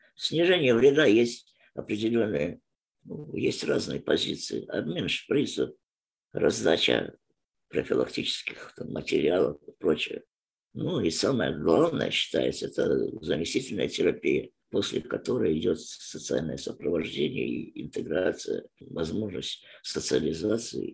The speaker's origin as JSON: {"language": "Russian", "country": "Turkmenistan", "tie": "born or raised there", "moved": "as an adult", "lives_now": "Ukraine", "said": "Живу в Украине много лет, сам родом с Туркменистана."}